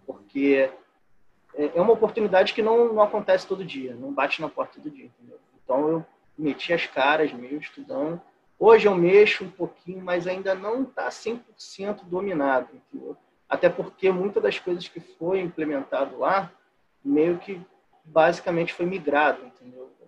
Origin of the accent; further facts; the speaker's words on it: Rio de Janeiro, Brazil; also born or lived in Duque de Caxias; eu sou do Rio de Janeiro, moro em Duque de Caxias